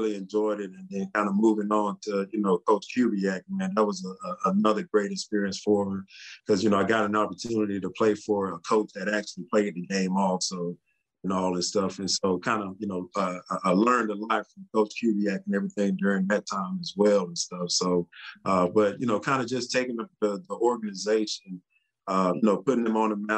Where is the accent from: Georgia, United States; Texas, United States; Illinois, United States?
Texas, United States; how the experience that I had as a Texan from the, you know, from the very start, it was a first class organization